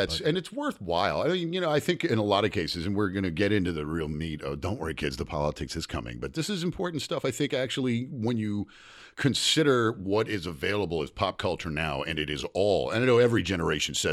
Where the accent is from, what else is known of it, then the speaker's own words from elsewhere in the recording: the South, United States; I grew up in the South.